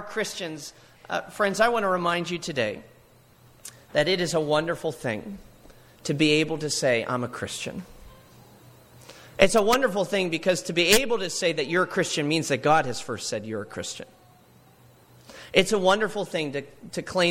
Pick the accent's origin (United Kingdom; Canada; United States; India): United States; Altoona, Pennsylvania; my hometown, Altoona, Pennsylvania